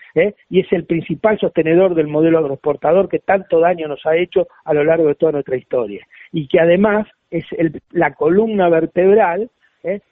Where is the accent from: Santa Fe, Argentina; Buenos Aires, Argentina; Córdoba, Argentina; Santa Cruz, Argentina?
Santa Fe, Argentina; Máximo Paz; yo nací en Máximo Paz.